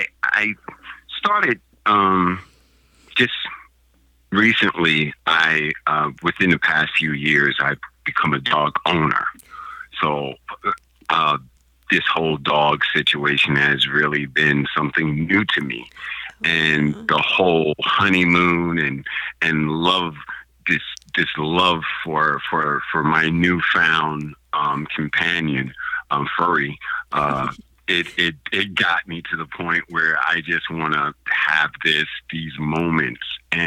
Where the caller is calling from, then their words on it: Portland, United States; I am calling from my home. Nice. Actually in Portland.